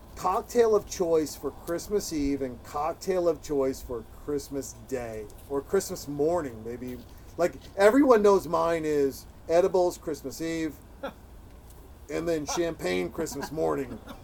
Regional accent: Montana, United States; moved away; a guy from Montana, as I'm from Montana

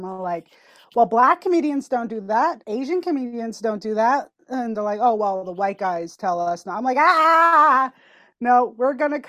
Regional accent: Nova Scotia, Canada; I am a First Nations Mi'kmaq and Two-Spirited woman from Sebaganagadi, Nova Scotia, and I go by she, her.

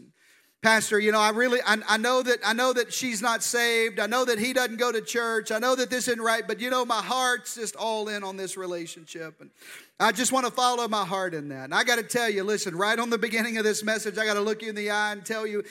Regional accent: Arkansas, United States; I'm from the deep South. I'm from Arkansas. That's where this good accent comes from. And in the deep South, we have a unique spiritual gift

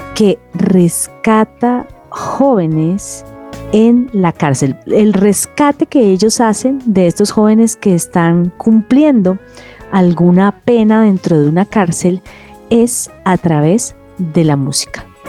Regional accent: Cali, Valle del Cauca, Colombia; yo soy caleña, ellos son caleños.

